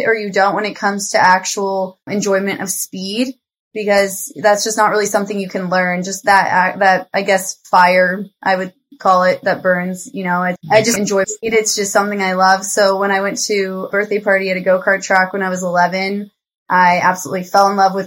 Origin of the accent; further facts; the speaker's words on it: Arvada, Colorado, United States; I'm from Colorado originally, Arvada, Colorado. So it's kind of a suburb outside of Denver.